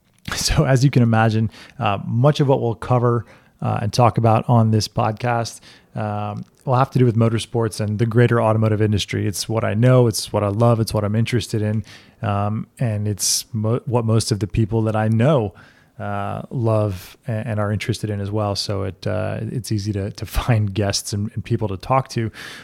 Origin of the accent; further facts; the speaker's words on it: Amherst, Massachusetts, United States; born there; also born or lived in Wilmington, North Carolina / St. Croix, U.S. Virgin Islands / South Florida; I'm originally from Amherst, Massachusetts. That's where I was born. And then my family moved around a bit when I was younger.